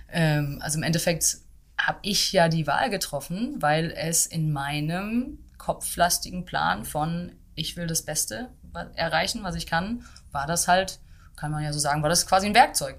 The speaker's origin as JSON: {"language": "German", "town": "Dortmund", "region": "North Rhine-Westphalia", "country": "Germany", "tie": "born or raised there", "also_born_or_lived": "London / Berlin", "moved": "as an adult", "said": "Ich komme aus Dortmund und habe da auch ja bis zum Ende der Schule quasi bin ich da aufgewachsen"}